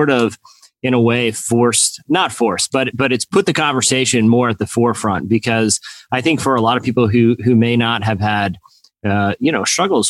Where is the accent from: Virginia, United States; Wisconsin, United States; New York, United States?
Virginia, United States; Norfolk; I was born in Norfolk and I live in Virginia